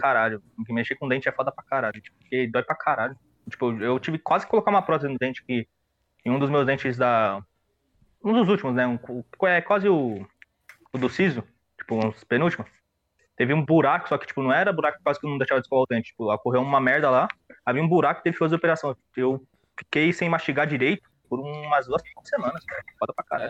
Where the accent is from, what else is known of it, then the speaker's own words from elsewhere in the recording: São Paulo, Brazil; now in Guarulhos, Brazil; Eu, eu nasci em São Paulo